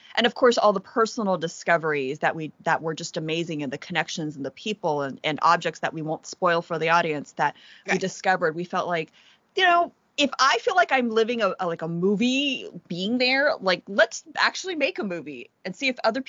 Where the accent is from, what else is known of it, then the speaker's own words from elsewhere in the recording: California, United States; growing up in California